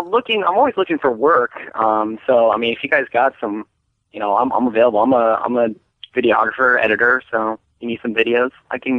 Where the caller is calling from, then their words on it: San Marino, California, United States; I'm calling from San Marino, California.